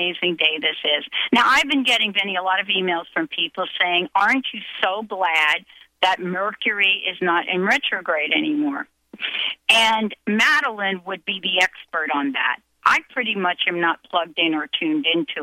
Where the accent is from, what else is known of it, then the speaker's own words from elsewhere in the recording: New Jersey, United States; I'm from New Jersey